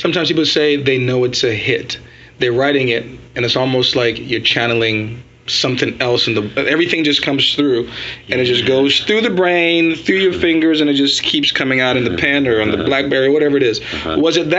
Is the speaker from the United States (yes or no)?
yes; New York City, New York, United States; moved away as an adult; now in North Carolina, United States; I grew up in Brooklyn, New York, and I came down here to go to NC State in 1994.